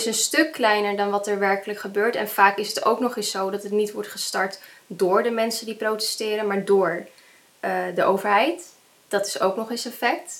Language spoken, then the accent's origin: Dutch; Netherlands; Ik ben half Indonesisch en half Nederlands, maar eh, mijn moeder is naar, naar, Nederland gekomen